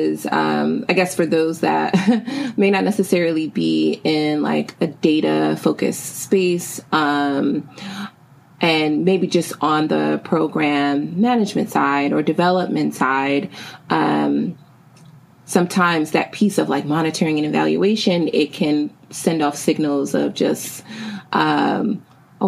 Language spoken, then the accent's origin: English; New York City, New York, United States; the Bronx, my hometown and home borough